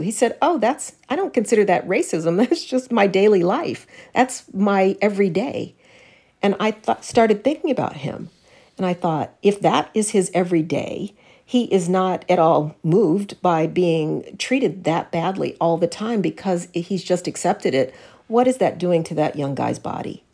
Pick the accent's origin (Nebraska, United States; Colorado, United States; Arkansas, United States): Colorado, United States; Denver; I was raised in Denver